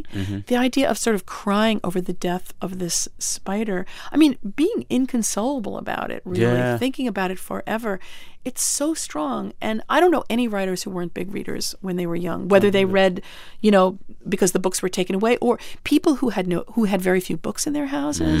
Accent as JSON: {"language": "English", "town": "Syosset", "region": "New York", "country": "United States", "tie": "born or raised there", "said": "I grew up on Long Island."}